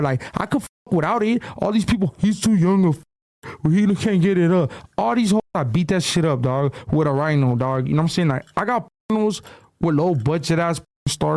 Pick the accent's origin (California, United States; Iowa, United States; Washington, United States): California, United States; Baldwin Park; I'm from Baldwin Park.